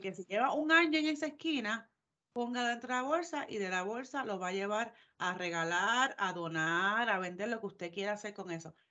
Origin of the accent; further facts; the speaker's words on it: Puerto Rico; now in Georgia, United States; somos de Puerto Rico, sabemos lo que es el calor